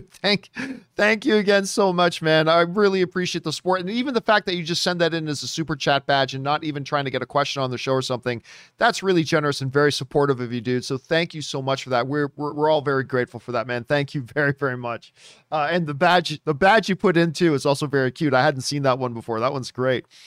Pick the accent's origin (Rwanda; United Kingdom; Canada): Canada; as a Canadian